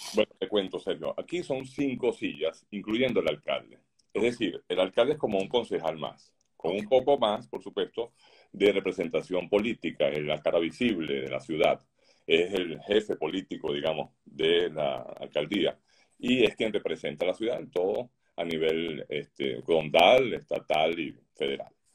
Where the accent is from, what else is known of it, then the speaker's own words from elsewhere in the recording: Venezuela; moved away as an adult; now in Doral, United States; mi país natal, en Venezuela, como aquí desde que llegamos a Estados Unidos